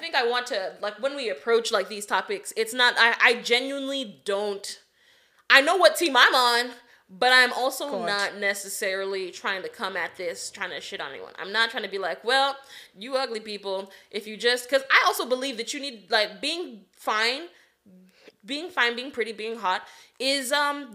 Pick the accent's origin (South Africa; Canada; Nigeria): Nigeria; now in United States; we're from Nigeria